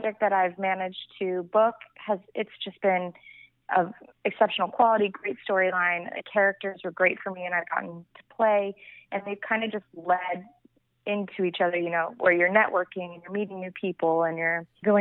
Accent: Vero Beach, Florida, United States; moved away as an adult; also born or lived in Miami, Florida; now in Los Angeles, United States; I'm from Vero Beach, Florida, which is like a small island town off the east coast of Florida

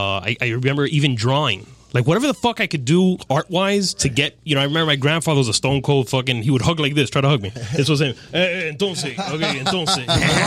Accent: Hialeah, Florida, United States; I was born here, yeah. Born and raised in Hialeah Hospital.

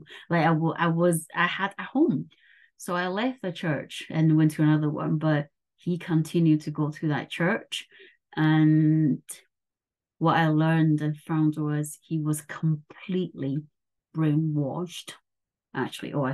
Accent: Taiwan; moved away; I grew up in Taiwan

